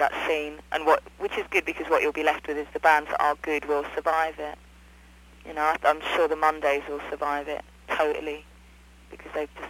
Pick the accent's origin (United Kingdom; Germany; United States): United Kingdom; London; born or raised there